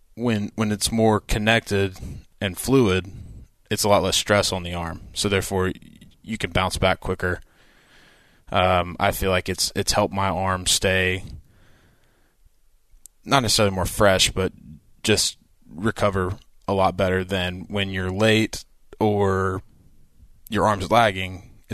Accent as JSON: {"language": "English", "region": "Georgia", "country": "United States", "said": "So, like, he lives in Georgia. I'm from Georgia. She's from Kansas City."}